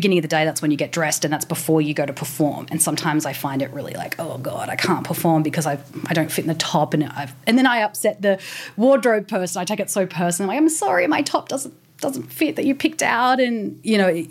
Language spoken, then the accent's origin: English; Newcastle, New South Wales, Australia; I was born in Newcastle